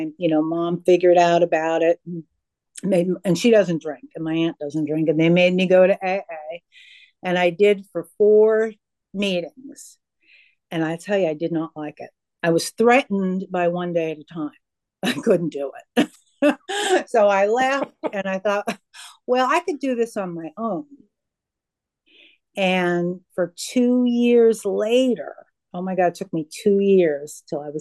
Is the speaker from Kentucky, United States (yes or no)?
no; Pennsylvania, United States; moved away; I'm originally from Pennsylvania